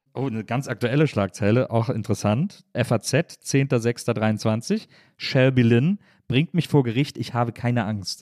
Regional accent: Wesseling, North Rhine-Westphalia, Germany; now in Berlin, Germany; weil ich aus Wesseling komme

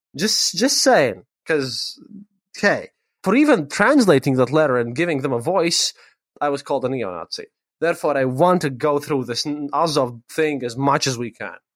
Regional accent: Riga, Latvia; I am from Riga

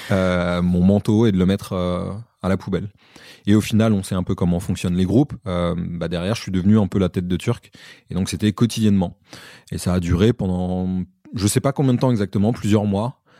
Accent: Comoros; je suis originaire des Comores

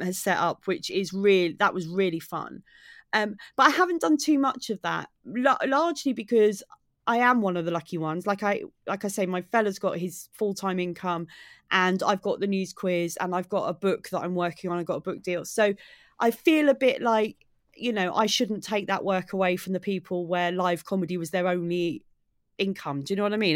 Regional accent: Maidstone, South East England, United Kingdom; now in Brighton, United Kingdom; I live in Brighton, but I'm from Kent originally. I grew up in Maidstone in Kent.

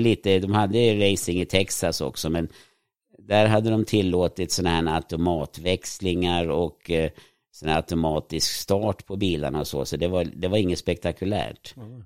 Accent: Sweden; jag växte upp i ett litet villaområde som var utanför stan

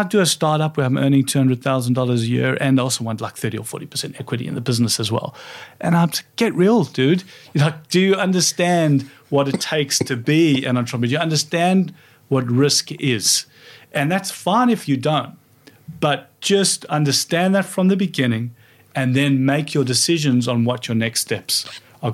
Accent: Johannesburg, Gauteng, South Africa; moved away as an adult; now in Australia; growing up in South Africa

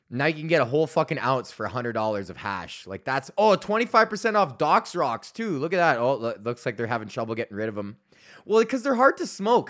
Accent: Canada; I like being Canadian

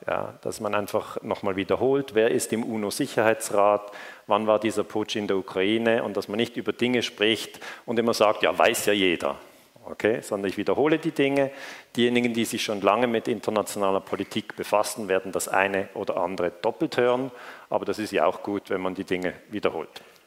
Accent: Switzerland; Ich komme aus der Schweiz

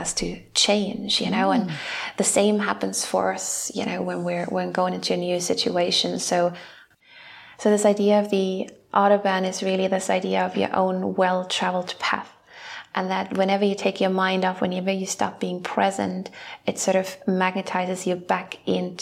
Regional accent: Germany; we're coming from Germany

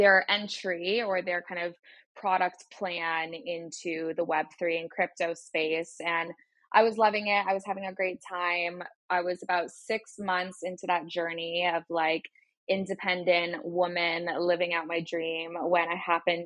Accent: Vermont, United States; moved away as an adult; also born or lived in Burlington, Vermont / Los Angeles; now in United Kingdom; I'm originally from Vermont on the East Coast.

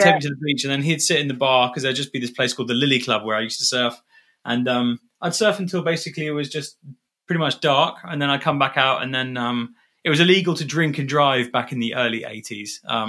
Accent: Dubai, United Arab Emirates; I grew up in Dubai, and my dad bought my mum like a secondhand a Jaguar Sovereign

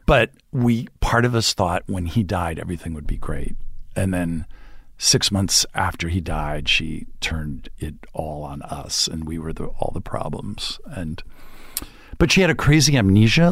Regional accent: Montvale, New Jersey, United States; moved away; I grew up in New Jersey

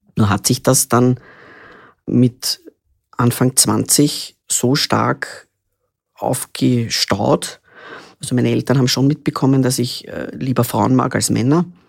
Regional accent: Vienna, Austria; Ich bin in Wien geboren, 1975 schon

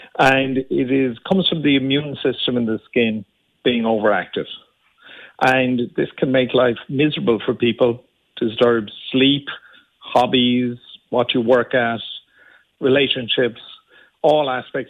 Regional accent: Limerick, Munster, Ireland; Well, just born in Limerick. I grew up in Limerick and still have my family still live in Dura Doyle.

